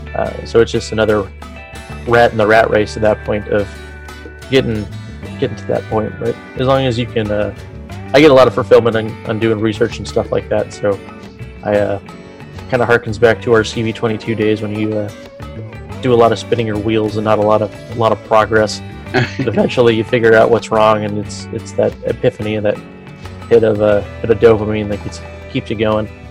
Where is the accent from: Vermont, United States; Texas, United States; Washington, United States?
Washington, United States; Vancouver; also born or lived in Albuquerque, New Mexico; I grew up in uh, Vancouver, so I was I was born in Albuquerque actually, and then six months later parents got out of the service, left up to Vancouver